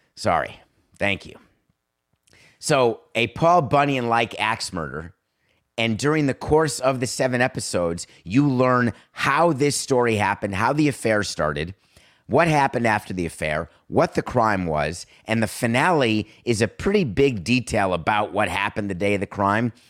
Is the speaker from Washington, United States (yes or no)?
no; Milwaukee, Wisconsin, United States; also born or lived in Madison; I was born in Milwaukee. I love the fact that I went to summer camp in Eagle River